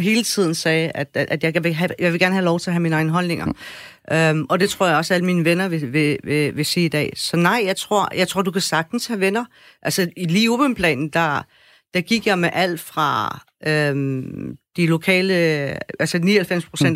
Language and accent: Danish; Afghanistan; now in Denmark; Jeg er fra mm. Afghanistan.